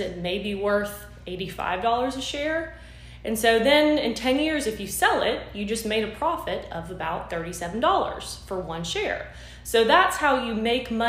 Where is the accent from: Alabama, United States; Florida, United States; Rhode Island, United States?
Florida, United States; moved away as an adult; also born or lived in Pennsylvania / Boston, Massachusetts; now in Thomasville, United States; I'm actually born and raised in Florida